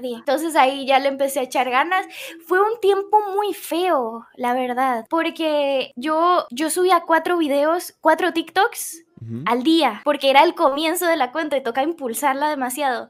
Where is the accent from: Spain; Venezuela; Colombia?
Colombia; Soy colombiana, eh, soy colombiana